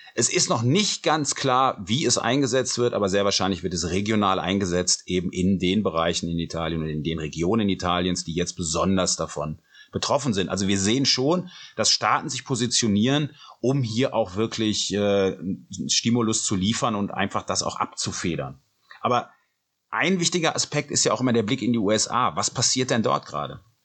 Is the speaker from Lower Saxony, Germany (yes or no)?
no; Cologne, North Rhine-Westphalia, Germany; ich komme ja aus Köln, aus einer, ähm, ja, aus einer der Hochburgen des Karnevals